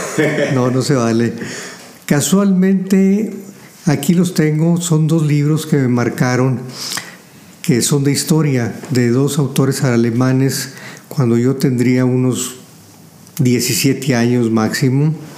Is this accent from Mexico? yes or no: yes; Saltillo, Coahuila, Mexico; also born or lived in La Madrid, Coahuila; Los recuerdos que tengo fue de la calle de Juárez aquí en Saltillo